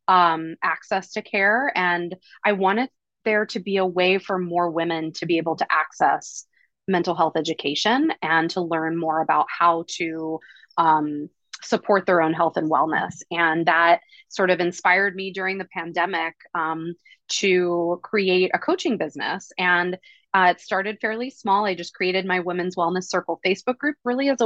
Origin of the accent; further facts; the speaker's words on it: East Coast, United States; moved away as an adult; also born or lived in Hawaii; now in Oahu, United States; I am originally from the East Coast. I moved out to Hawaii when I was 23